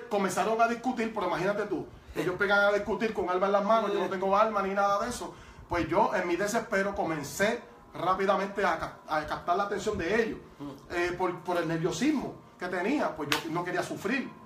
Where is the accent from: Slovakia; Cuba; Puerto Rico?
Puerto Rico; Toa Baja; Yo soy de Tuabaja, ¿verdad? El pueblo de Tuabaja